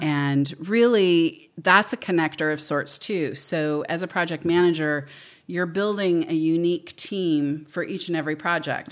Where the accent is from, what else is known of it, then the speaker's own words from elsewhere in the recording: Pleasanton, California, United States; moved away as an adult; also born or lived in Fresno; now in Paso Robles, United States; I grew up in Pleasanton